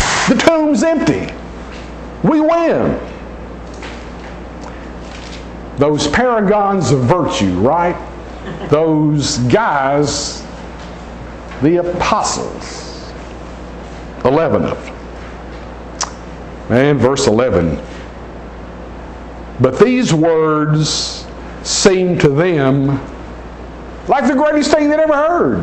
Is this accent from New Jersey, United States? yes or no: no; Nashville, Tennessee, United States; I was born and raised in Nashville, Tennessee